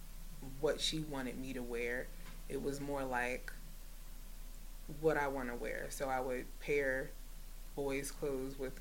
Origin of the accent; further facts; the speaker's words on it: North New Jersey, United States; I'm from North New Jersey